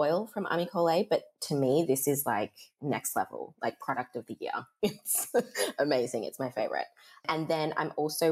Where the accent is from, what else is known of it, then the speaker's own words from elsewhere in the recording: Perth, Western Australia, Australia; accent: Australian; spent so much of my childhood here being in my mum's braiding salon, which was one of the first in Australia, and it was probably the first here in Perth